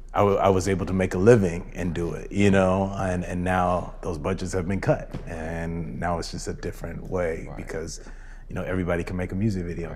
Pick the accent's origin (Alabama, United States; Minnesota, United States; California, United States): California, United States; Rancho Cucamonga; I grew up in Rancho Cucamonga, so not